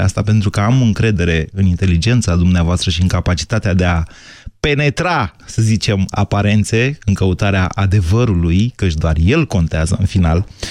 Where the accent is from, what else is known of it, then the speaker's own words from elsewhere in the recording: Oltenia, Romania; noi oltenii